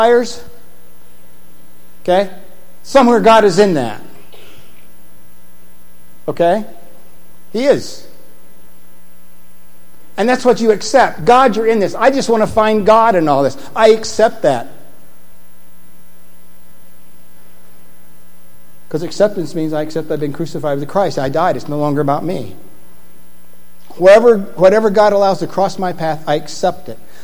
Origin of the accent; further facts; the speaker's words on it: Indiana, United States; I'm from Indiana